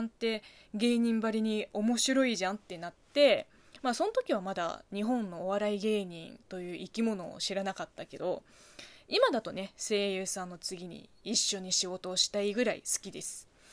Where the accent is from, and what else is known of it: China; Japanese is a second language; moved away as an adult; now in Japan